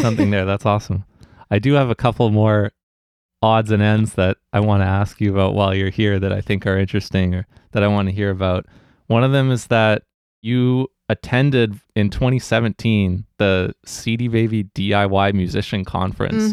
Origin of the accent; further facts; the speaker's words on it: New Westminster, British Columbia, Canada; I grew up here in New West